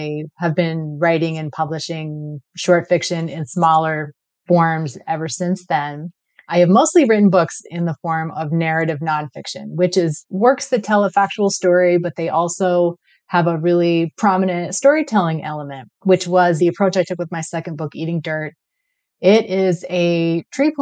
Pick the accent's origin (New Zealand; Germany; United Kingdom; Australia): United Kingdom; London; now in Klahoose territory (Cortes Island area), Canada; I was born in London, England to a Sikh father and an English mother.